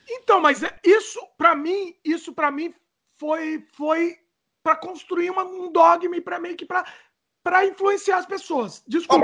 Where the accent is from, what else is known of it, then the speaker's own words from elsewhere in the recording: Brazil; now in Canada; a gente é brasileiro